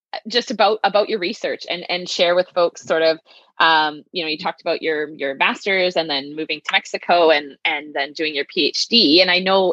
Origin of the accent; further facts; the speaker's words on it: southeastern Saskatchewan, Canada; I grew up in the southeastern part of Saskatchewan